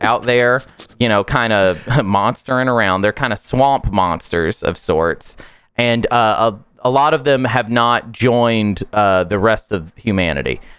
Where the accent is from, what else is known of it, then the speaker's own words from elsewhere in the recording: United States; I am American after all